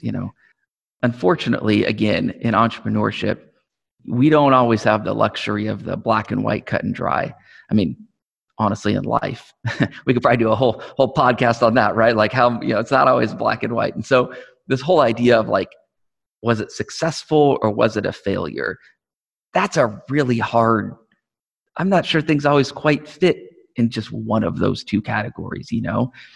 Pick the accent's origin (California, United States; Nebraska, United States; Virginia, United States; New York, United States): Nebraska, United States; Omaha; I'm from Omaha. I grew up in Omaha. been here all my life